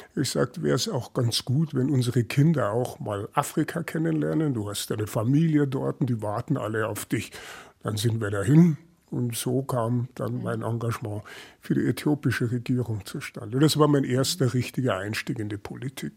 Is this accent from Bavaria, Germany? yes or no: yes; Großköllnbach, Bavaria, Germany; also born or lived in Munich; in Niederbayern, Großkölnbach, 1200 Einwohner, jeder kannte jeden, jeder kannte meinen Opa